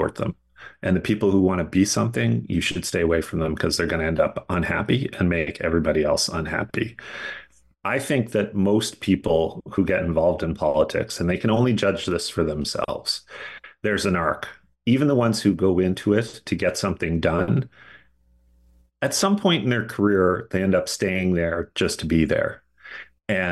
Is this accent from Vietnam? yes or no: no; Glace Bay, Nova Scotia, Canada; Glace Bay, Nova Scotia, in my hometown